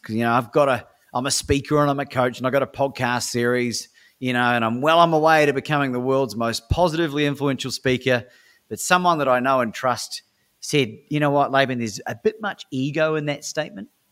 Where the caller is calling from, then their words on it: Melbourne, Victoria, Australia; I'm calling from Melbourne, Australia at the time